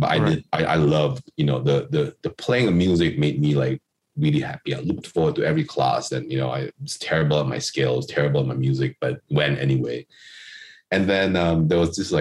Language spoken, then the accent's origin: English; Kuching, Sarawak, Malaysia; moved away; I'm from Kuching, which is on Borneo Island, which is part of Malaysia and, you know, Sarawak